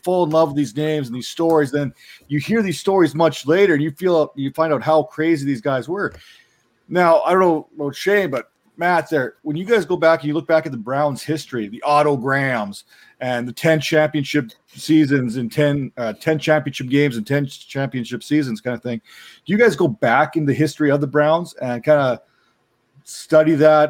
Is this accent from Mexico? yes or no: no; Canada; As a Canadian, I grew up